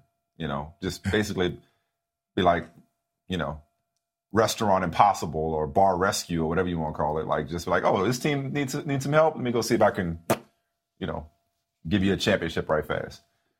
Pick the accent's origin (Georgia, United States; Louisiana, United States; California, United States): Louisiana, United States; New Orleans; I'm from New Orleans, not a Saints fan.